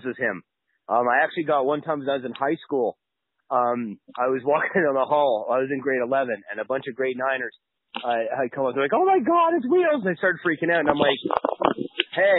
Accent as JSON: {"language": "English", "country": "Canada", "said": "as a Canadian"}